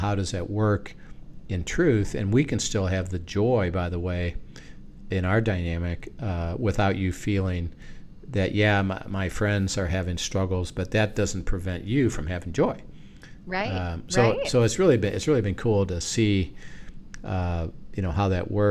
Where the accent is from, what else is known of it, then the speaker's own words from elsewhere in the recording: United States; we're American